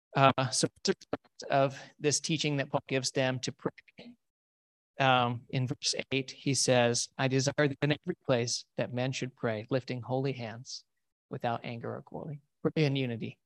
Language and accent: English; United States; We are so weird as American Christians